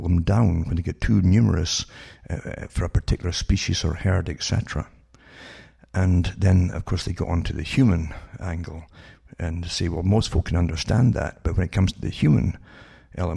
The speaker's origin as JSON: {"language": "English", "country": "United Kingdom", "tie": "born or raised there", "said": "I grew up in Britain"}